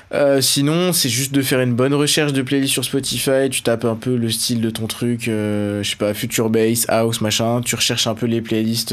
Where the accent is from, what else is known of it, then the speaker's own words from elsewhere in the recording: Beaune, Bourgogne-Franche-Comté, France; je viens de Beaune, euh, en Côte d'Or